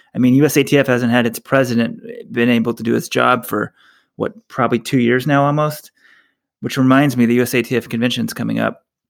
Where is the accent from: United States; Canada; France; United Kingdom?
United States; Texas; we're from Texas.